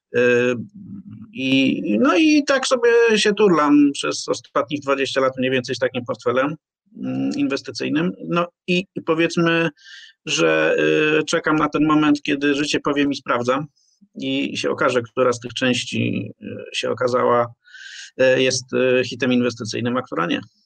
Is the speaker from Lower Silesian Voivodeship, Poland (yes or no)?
no; Poznań, Greater Poland, Poland; pochodzę z Poznania, więc mam w sobie dyscyplinę finansową